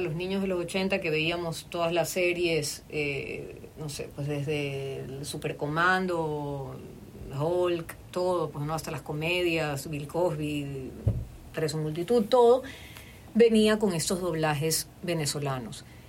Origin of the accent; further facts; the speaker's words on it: Guayaquil, Guayas, Ecuador; accent: Guayaquileño; te estoy hablando con mi acento guayaquileño